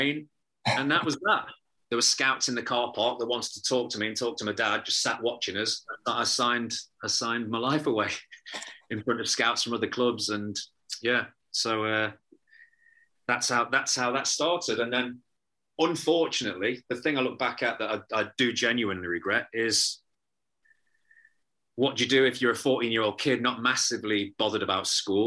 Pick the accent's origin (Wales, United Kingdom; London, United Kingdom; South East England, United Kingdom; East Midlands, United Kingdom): East Midlands, United Kingdom; Nottingham; also born or lived in Liverpool / Bootle; I grew up both in Bootle and in Chilwell, in Nottingham.